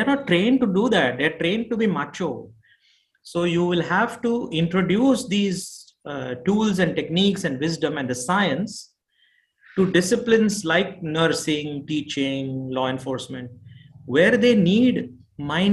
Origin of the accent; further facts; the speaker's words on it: India; moved away; also born or lived in Houston, Texas; I am born and brought up in India